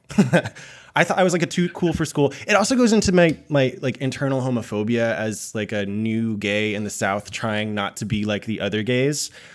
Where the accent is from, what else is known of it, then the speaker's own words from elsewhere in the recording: Japan; I was born in Japan